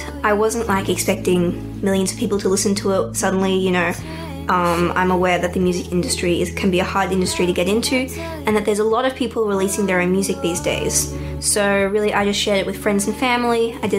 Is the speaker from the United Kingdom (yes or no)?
no; Melbourne, Victoria, Australia; I'm from Melbourne.